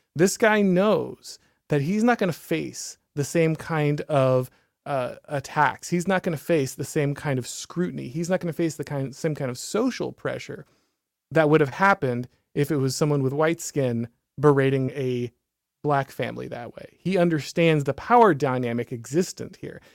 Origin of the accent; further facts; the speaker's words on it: the South, United States; I'm from the South